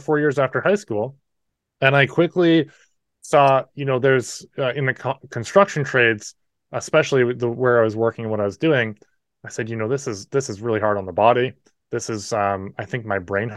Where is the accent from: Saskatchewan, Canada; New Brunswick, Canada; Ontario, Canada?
New Brunswick, Canada; accent: Canadian; also born or lived in New Hampshire, United States; I'm in New Brunswick, Canada. I was born in New Hampshire, and we moved up when I was 3.